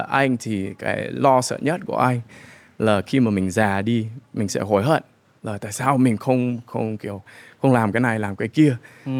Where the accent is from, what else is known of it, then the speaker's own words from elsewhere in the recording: United States; moved away as an adult; now in Vietnam; mình uh, sinh ra và lớn lên ở Mỹ